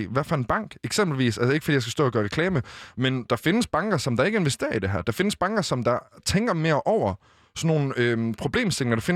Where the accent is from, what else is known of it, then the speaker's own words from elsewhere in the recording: Western Sahara; Danish is a second language; igen, altså alle, os i Vestsahara, der er de også øh, i, de, i de besatte omdele, de bliver anset som marokkanere, men på deres ID, der står der faktisk, at de er fra Vestsahara.